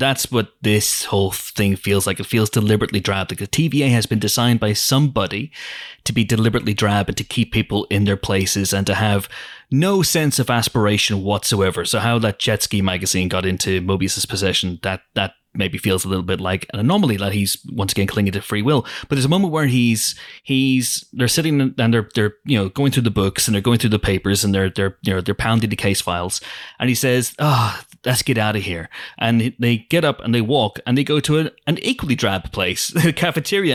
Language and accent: English; Banbridge, Northern Ireland, United Kingdom; my hometown, Banbridge.